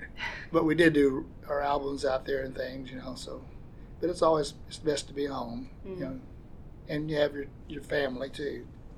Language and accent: English; Sonora, Arkansas, United States; we grew up on a farm in Sonora, east of Springdale.